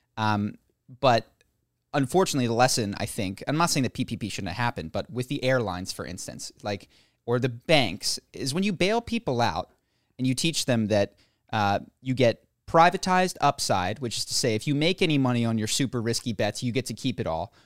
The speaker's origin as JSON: {"language": "English", "country": "United States", "said": "as an American"}